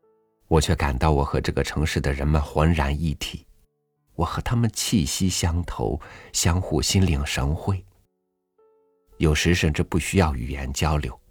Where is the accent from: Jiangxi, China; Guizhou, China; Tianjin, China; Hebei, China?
Tianjin, China; born there; 但我无论到哪里，我都是天津人。不仅因为天津是我的出生地，它绝不只是我生命的巢，而是灵魂的巢。